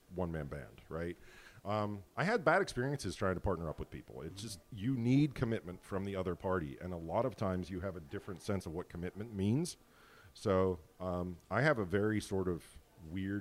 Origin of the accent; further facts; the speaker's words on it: Erie, Pennsylvania, United States; I was born in Erie